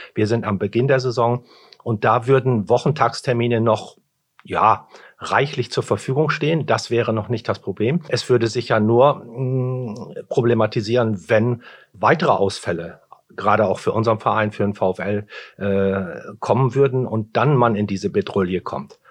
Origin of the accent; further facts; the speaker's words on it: Bramsche, Lower Saxony, Germany; ich komme aus Bramsche